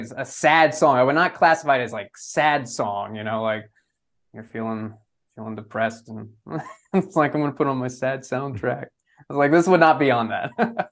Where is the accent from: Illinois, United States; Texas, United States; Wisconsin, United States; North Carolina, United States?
Texas, United States; growing up in Texas